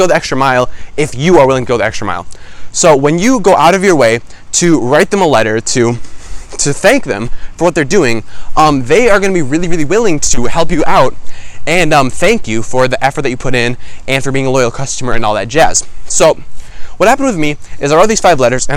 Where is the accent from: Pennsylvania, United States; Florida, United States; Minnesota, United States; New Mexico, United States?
Minnesota, United States; I'm from Minnesota